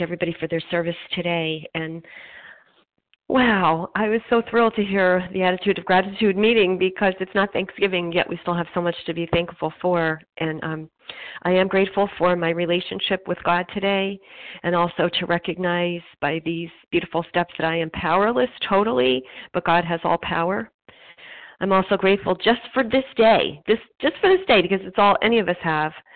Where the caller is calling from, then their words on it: Pennsylvania, United States; I'm calling from Pennsylvania.